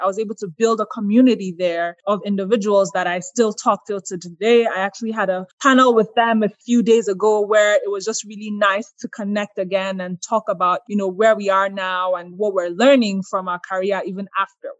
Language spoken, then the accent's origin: English; Nigeria; moved away as an adult; also born or lived in Boston; now in Atlanta, United States; I was born and raised in Nigeria, actually, the first of six kids